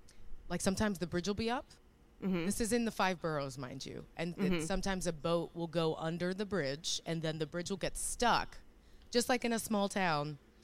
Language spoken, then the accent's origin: English; New York City, New York, United States; also born or lived in Lower East Side, Manhattan; I grew up in Bushwick, Brooklyn.